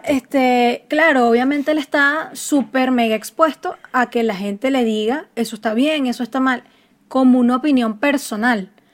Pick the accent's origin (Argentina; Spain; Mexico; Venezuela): Venezuela; Puerto Ordaz, Bolívar; yo soy de Puerto Ordaz